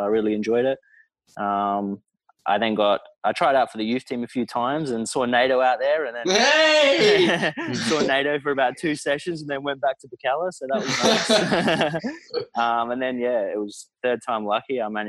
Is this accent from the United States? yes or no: no; McLaren Vale, South Australia, Australia; So I grew up down in McLaren Vale, which everyone knows is a nice wine region.